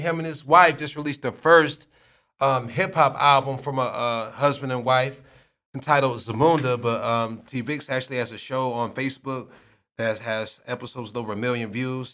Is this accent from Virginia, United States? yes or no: no; Akron, Ohio, United States; born or raised there